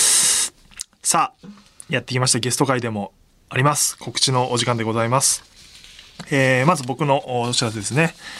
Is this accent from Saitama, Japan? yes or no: yes; Saitama, Japan; 僕の出身でもある埼玉